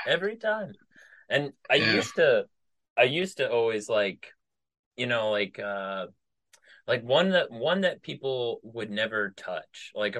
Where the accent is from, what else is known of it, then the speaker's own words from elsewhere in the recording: Midwest, United States; I'm from the Midwest, and I knew a lot of people in the military from the Midwest.